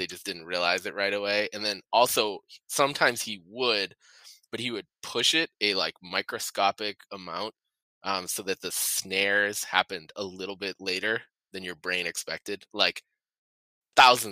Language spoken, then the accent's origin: English; Massachusetts, United States; moved away; also born or lived in Chicago; I come from the Puritan state of Massachusetts where, like, you can't drink anywhere.